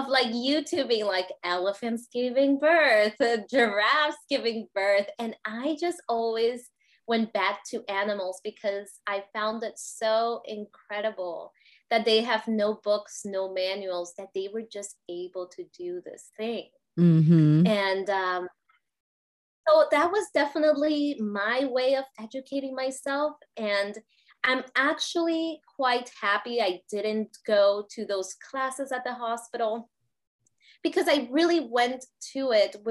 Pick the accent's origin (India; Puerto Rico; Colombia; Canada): Puerto Rico; I grew up in Puerto Rico